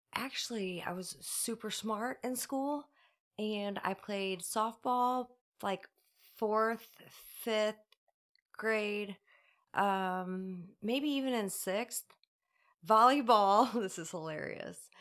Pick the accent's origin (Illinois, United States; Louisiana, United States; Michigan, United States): Illinois, United States; Rosewood Heights; I grew up in Rosewood Heights, uh, went to Roxana High School